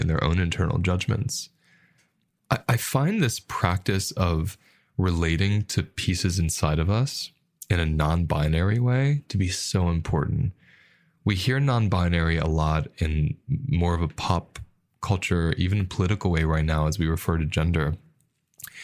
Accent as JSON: {"language": "English", "country": "United States", "tie": "born or raised there", "said": "And the culture I grew up with in America"}